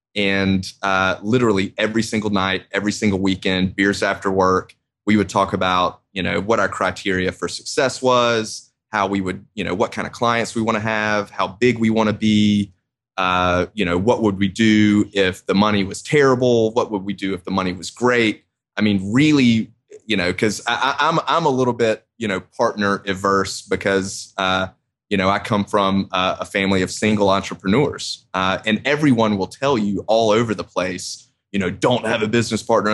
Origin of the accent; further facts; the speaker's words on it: Augusta, Georgia, United States; also born or lived in Athens, Georgia; when I moved back to Augusta from college from the University